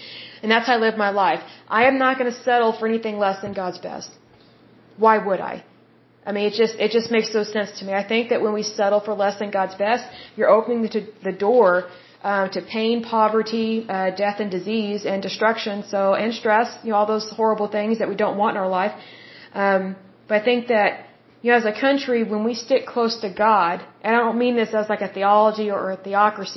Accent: United States; I'm American

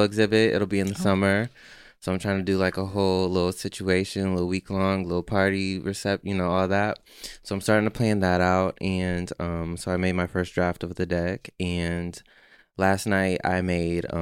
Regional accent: Ohio, United States; now in New York, United States; it's in my hometown in Ohio

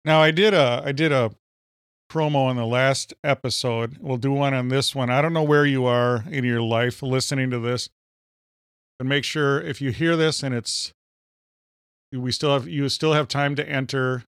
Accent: Minnesota, United States; accent: Minnesota; my Minnesota accent

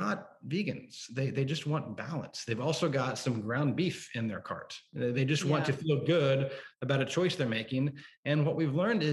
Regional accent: Oklahoma, United States; now in Chicago, United States; I'm from Oklahoma originally. Wow. So a suburb just north of Oklahoma City.

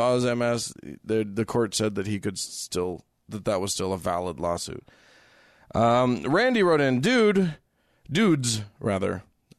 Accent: Utah, United States; that's the first thing people ask when I tell them I grew up in Utah. Yes, it is the first thing anybody will ask you. We Utahns get that no matter where we go.

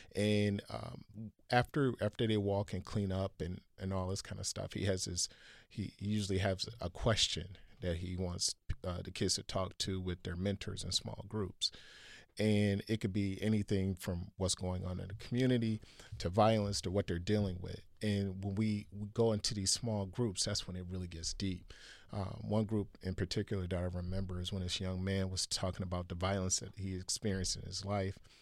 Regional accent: Milwaukee, Wisconsin, United States; Five three two oh six, I actually was born in that zip code. And, uh, Andre Lee Ellis Garden is, uh, actually, uh, two blocks away from where I grew up on Ninth and Keith

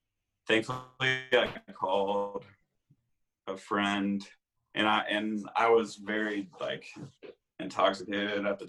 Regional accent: Indiana, United States; in my little hometown, Indiana, I was always the sick kid

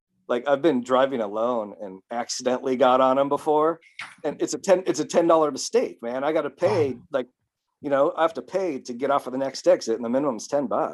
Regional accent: United States; moved away as an adult; now in Japan; as an American

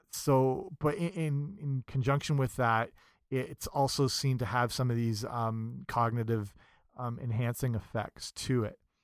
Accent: England, United Kingdom; I'm English and grew up in England

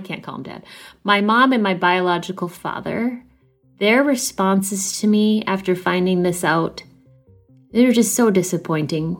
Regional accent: Minneapolis, Minnesota, United States; I am 41 years old, and I'm from Minneapolis, Minnesota

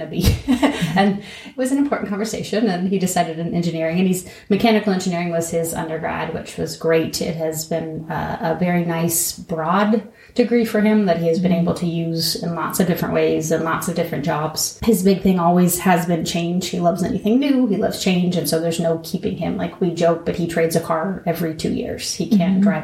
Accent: Apple Creek, Ohio, United States; I grew up in Apple Creek on a dairy farm and then went down to Ohio State for 8 years.

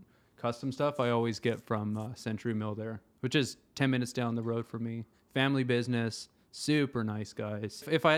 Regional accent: Japan; I grew up in Japan. Since I was a kid, they had those awesome toilets with the bidet, heated seats.

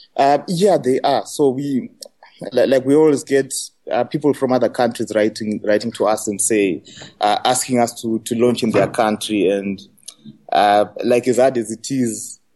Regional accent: Zimbabwe; I'm from Africa and from Zimbabwe.

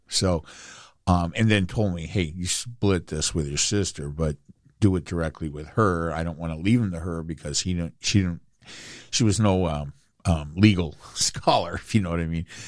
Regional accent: Inglewood, California, United States; also born or lived in Anaheim; I grew up in Inglewood and I watched them build the Forum.

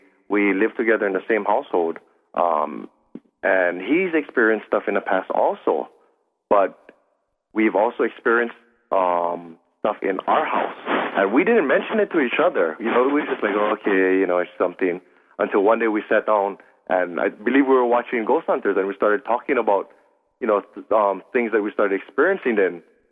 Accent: Hawaii, United States; hearing the stories being told from my elders, my grandmother, my aunts, and whatnot, because I'm Hawaiian.

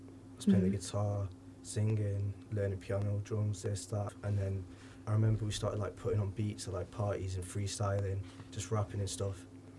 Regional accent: Cheshire, North West England, United Kingdom; I'm 20, and I'm from Cheshire, just below Manchester.

